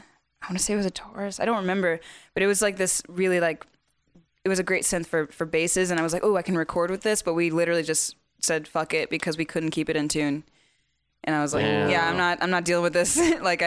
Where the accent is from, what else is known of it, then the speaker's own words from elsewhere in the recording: the South, United States; I'm from the south